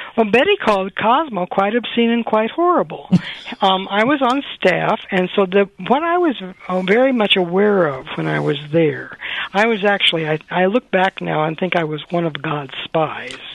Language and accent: English; Iowa, United States; moved away as an adult; also born or lived in New York City / California; as a young girl growing up in Iowa, uh, in a small town